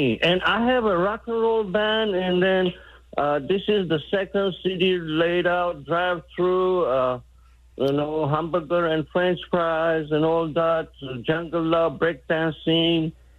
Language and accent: English; New York, United States; I am from New York.